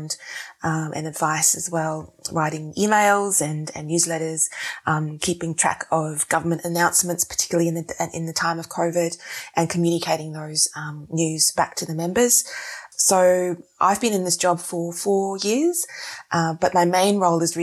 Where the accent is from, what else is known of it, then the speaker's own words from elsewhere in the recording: Wellington, New Zealand; moved away as an adult; also born or lived in Singapore / Melbourne, Australia; now in Australia; I was born in New Zealand, then moved to Singapore, then back to New Zealand.